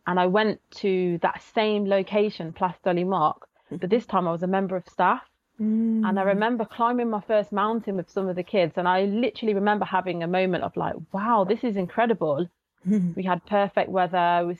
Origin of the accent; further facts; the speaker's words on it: Coventry, West Midlands, United Kingdom; So I was brought up in Coventry, born and bred. My parents are, my background's from Barbados and Jamaica.